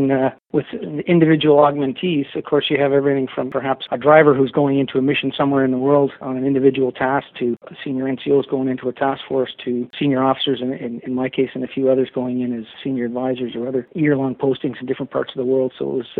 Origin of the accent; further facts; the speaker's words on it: Ottawa, Ontario, Canada; My mother was a nurse. I grew up in Ottawa during the time of the October crisis, the FLQ crisis.